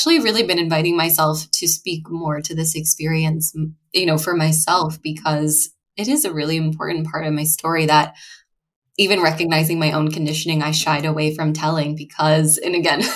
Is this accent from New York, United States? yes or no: no; Annapolis, Maryland, United States; I grew up in Annapolis, Maryland.